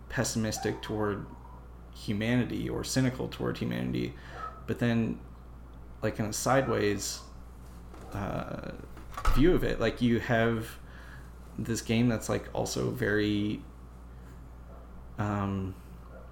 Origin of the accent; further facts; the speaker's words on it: Canada; as a Canadian